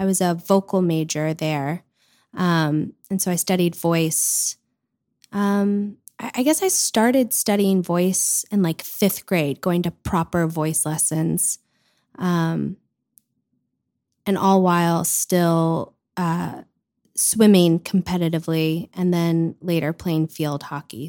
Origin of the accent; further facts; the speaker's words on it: Louisville, Kentucky, United States; I grew up in Louisville